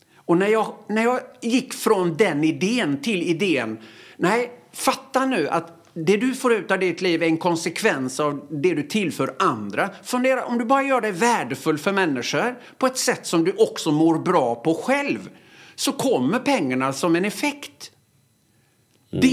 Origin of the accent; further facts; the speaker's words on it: Öckerö, Västra Götaland, Sweden; moved away; Jag gick i obsklassen hemma på Öckerö